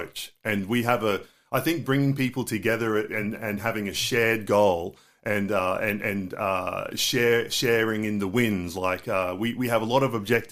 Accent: Townsville, Queensland, Australia; also born or lived in Ingham, Queensland; I grew up in Townsville, North Queensland. I was born in Ingham, but grew up in Townsville.

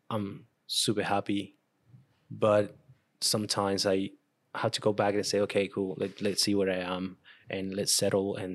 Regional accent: Venezuela; first language Spanish; English is a second language; moved away as an adult; also born or lived in Brisbane, Australia / Canberra, Australia; now in Australia; Venezuela. So my I speak Spanish, and that's my main um mother language. And um, yeah, I learned English ten years ago when I moved to Australia.

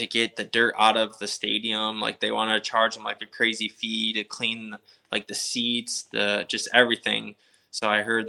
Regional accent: Lockport, New York, United States; moved away; It's like a place 20 minutes from my hometown

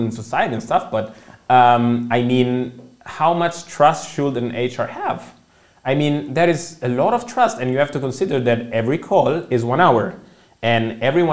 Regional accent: Milan, Lombardy, Italy; English is a second language; moved away as an adult; now in Germany; I come from Italy. Also, as I think you mentioned in the intro, I did a bachelor in economics in Milan. That's where I come from

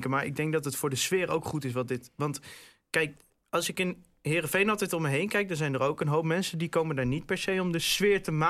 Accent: Groningen, Netherlands; dat, dat maak je als Groninger toch ook weer een beetje trots.

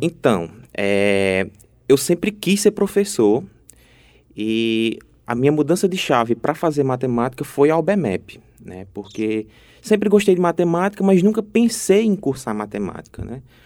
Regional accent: Ceará, Brazil; moved away as an adult; now in Paraíba, Brazil; eu sou cearense

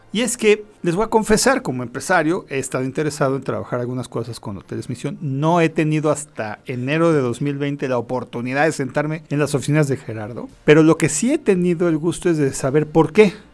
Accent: Mexico; como mexicanos

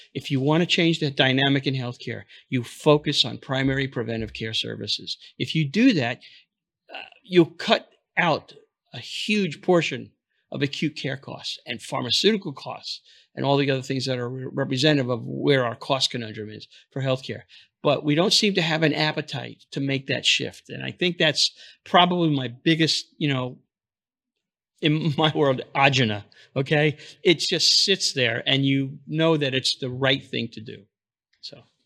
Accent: New York City, New York, United States; moved away; also born or lived in Florida; I'm from New York originally, Brooklyn

